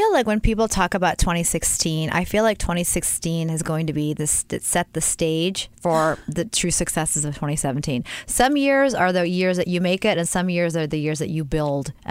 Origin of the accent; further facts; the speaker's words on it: right outside of Philly, Pennsylvania, United States; moved away as an adult; now in Los Angeles, United States; I am a PA, Pennsylvania girl, right outside of Philly.